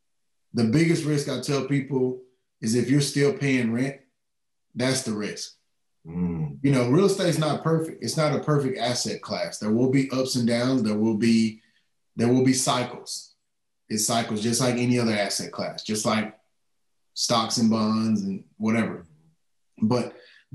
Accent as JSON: {"language": "English", "region": "East Texas", "country": "United States", "tie": "born or raised there", "said": "I'm from East Texas. I'm a country kid. We didn't have a lot of means, but we grew up in the country"}